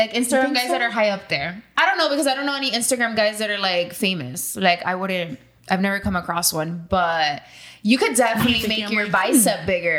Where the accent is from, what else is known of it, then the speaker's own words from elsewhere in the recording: Boston, Massachusetts, United States; So I was born in Boston, but I came here when I was 4 years old. So I'm definitely Miami girl. I love Miami, but my dad's Puerto Rican and my mom's Italian.